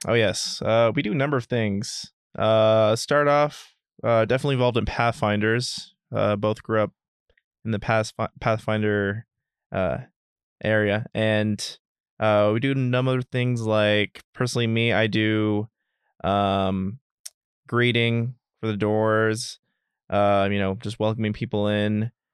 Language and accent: English; Dallas, Texas, United States; now in Northern Virginia, United States; originally from Dallas, Texas